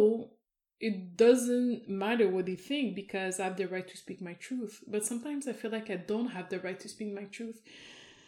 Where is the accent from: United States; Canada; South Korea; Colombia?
Canada; I am Canadian